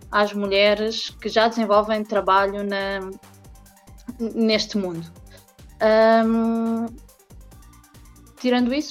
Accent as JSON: {"language": "Portuguese", "country": "Portugal", "also_born_or_lived": "Fortaleza, Brazil", "said": "uh, sou portuguesa."}